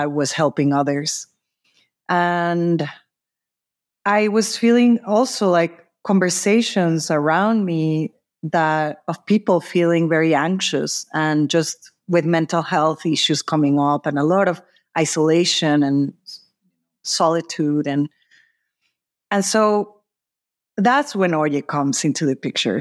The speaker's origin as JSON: {"language": "English", "region": "Mexico City", "country": "Mexico", "also_born_or_lived": "San Francisco, California", "moved": "as an adult", "said": "I'm originally from Mexico City."}